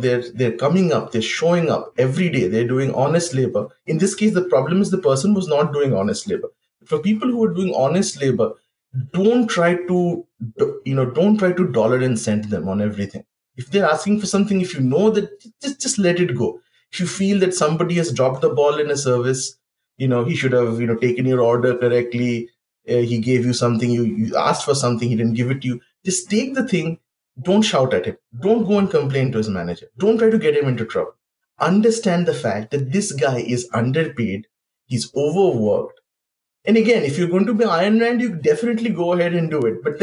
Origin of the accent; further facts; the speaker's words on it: West Bengal, India; my home state of Bengal, which I've known this for like 30 years.